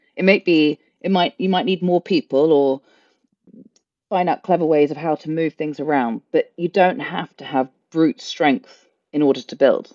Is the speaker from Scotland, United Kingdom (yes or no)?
no; London, United Kingdom; moved away as an adult; now in Ireland; born and brought up in London